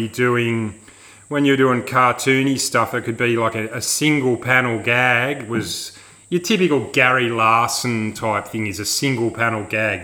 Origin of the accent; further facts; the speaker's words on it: Sydney, New South Wales, Australia; where I grew up in Sydney